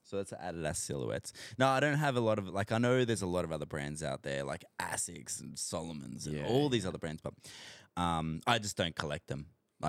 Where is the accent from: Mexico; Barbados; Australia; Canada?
Australia; accent: Australian; I hope I said that right because my Australian accent always butchers stuff, bro.